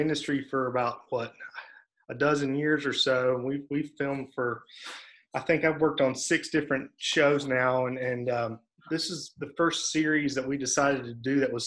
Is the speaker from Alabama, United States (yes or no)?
yes; North Alabama, United States; I grew up in North Alabama